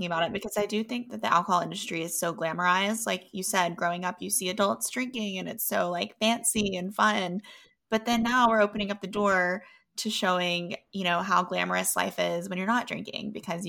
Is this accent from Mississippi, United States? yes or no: yes; Oxford, Mississippi, United States; growing up in the South, we're both from Mississippi